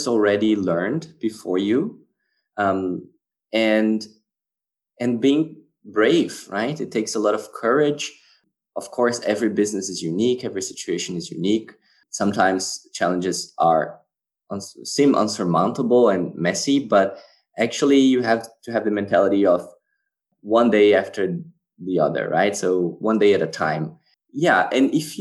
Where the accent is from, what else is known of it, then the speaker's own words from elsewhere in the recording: Brazil; also born or lived in Switzerland / France / Spain / Australia; now in Germany; I'm actually Brazilian. I was born and raised in Brazil